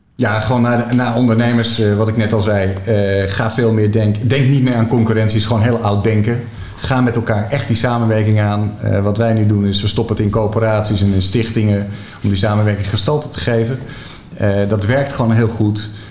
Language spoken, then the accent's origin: Dutch; Netherlands; wat wij ervaren als Nederlanders